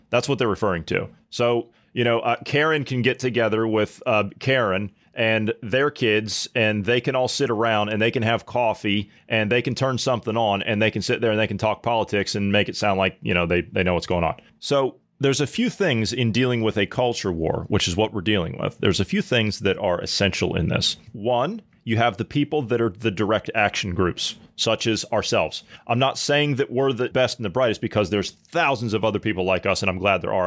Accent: United States; moved away; as an American

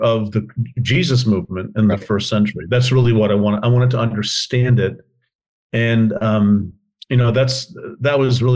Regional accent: northern New Jersey, United States; I was born in New Jersey, in the northern part of the state

